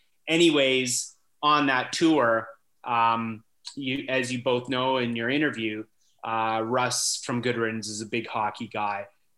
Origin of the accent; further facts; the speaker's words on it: California, United States; So moved to, you know, 92, growing up in Southern California. Obviously I left everything that I knew behind, hockey, friends, family